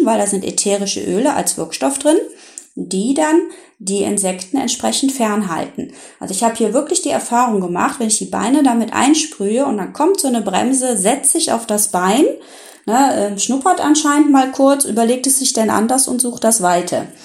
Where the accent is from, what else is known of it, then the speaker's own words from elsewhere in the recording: Rhineland, Germany; hier bei uns im Rheinland